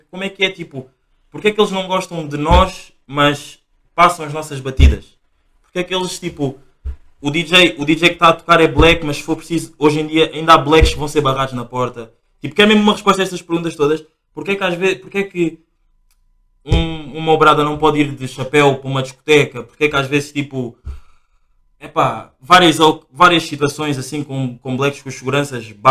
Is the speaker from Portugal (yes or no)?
no; Angola; eu nasci em Angola